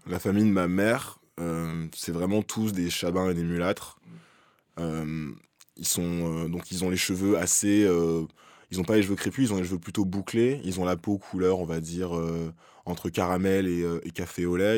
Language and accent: French; France; chez nous en France